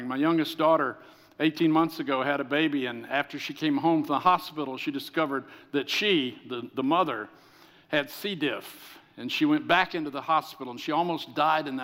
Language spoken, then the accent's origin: English; the South, United States; I'm from the South